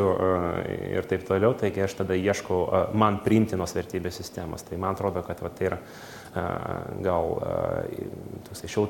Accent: Kaunas, Kaunas County, Lithuania; kaip kaunietis

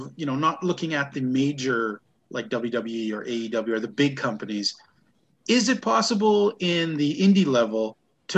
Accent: Grande Cache, Alberta, Canada; my hometown of Grand Cache

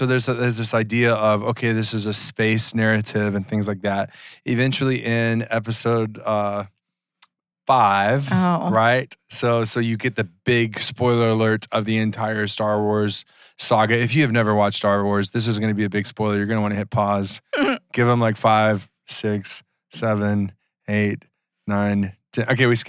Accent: Georgia, United States; I grew up in Georgia.

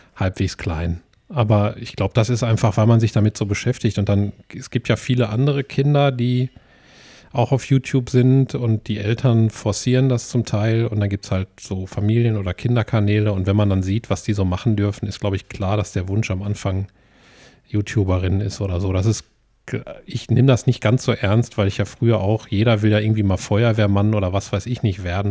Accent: Essen, North Rhine-Westphalia, Germany; ich bin in, in Essen geboren und lebe ja schon immer hier.

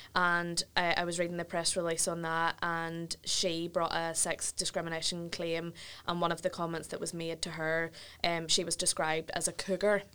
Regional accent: Ballymena, Northern Ireland, United Kingdom; I'm from Ballymena direction

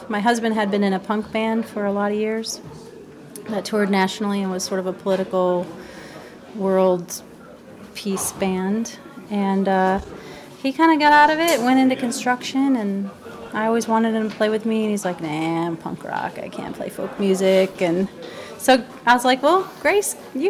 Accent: Grand Rapids, Michigan, United States; I was born in Michigan, Grand Rapids. Really? Yeah. And I'm a Midwest girl, grew up on the Great Lakes, and my husband is from Australia.

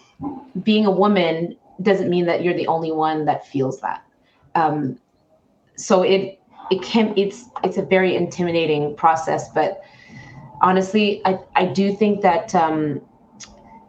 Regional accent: Canada; I am a Canadian

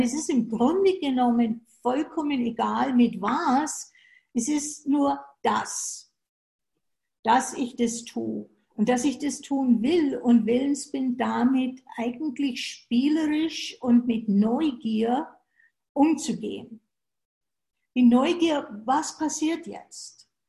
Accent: Germany; moved away as an adult; now in United States; Ich bin in Deutschland geboren und bin dann 80, was für zwei bis drei Jahre sein sollte, nach den USA gegangen

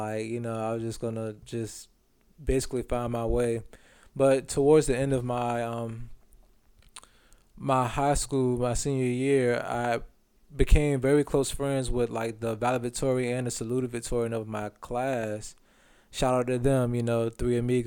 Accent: Franklin, Virginia, United States; I'm from Franklin, Virginia

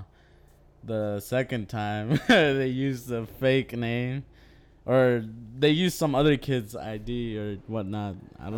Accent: Minnesota, United States; also born or lived in Puebla, Mexico; I grew up here. I was raised here. I was born in Puebla. I was born in Chalcla, Puebla, but my family is all from Morelos.

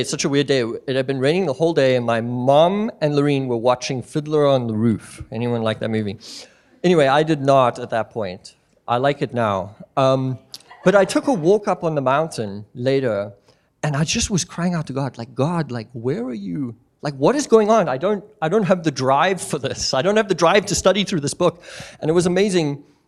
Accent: South Africa; moved away as an adult; now in Missoula, United States; me and my family, we moved out from South Africa. We were born and raised there.

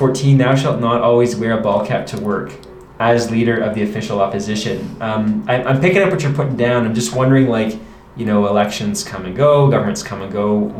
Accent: Vancouver, British Columbia, Canada; now in Yukon, Canada; I'm not a born and raised Yukoner. Yeah. I'm from Vancouver.

